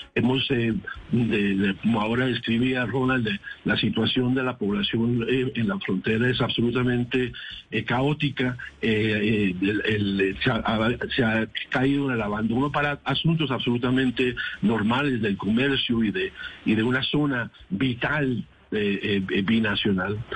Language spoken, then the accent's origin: Spanish; Colombia; como colombiano